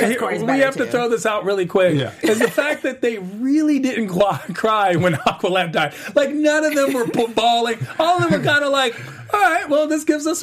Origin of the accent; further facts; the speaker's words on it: Washington, District of Columbia, United States; I grew up in Washington, D.C.